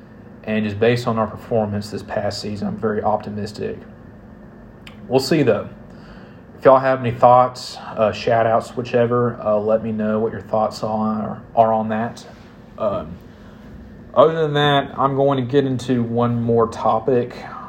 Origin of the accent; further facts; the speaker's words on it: Nashville, Tennessee, United States; I grew up in Nashville.